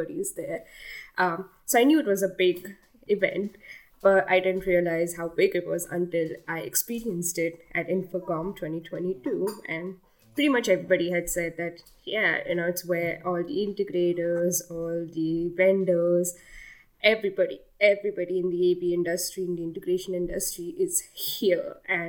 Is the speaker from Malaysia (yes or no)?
no; India; English is a second language; moved away as an adult; now in United States; I'm from India, and I've been in the U.S. for the last 3 years